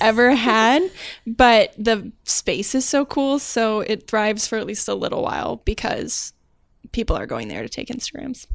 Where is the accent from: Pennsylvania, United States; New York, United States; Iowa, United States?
Iowa, United States; moved away as an adult; now in Minnesota, United States; I'm from Iowa